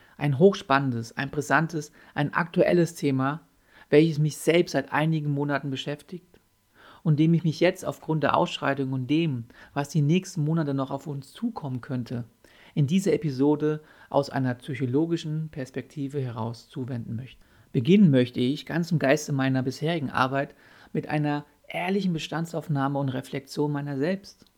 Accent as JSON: {"language": "German", "country": "Germany", "said": "bei uns in Deutschland"}